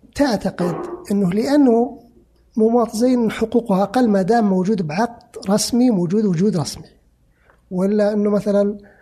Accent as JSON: {"language": "Arabic", "country": "Saudi Arabia", "said": "انا كسعودي"}